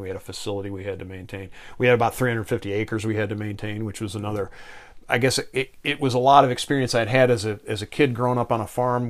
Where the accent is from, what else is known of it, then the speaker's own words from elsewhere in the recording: Victor, New York, United States; I grew up in Western New York, outside of Rochester, New York, in the in a southern suburb there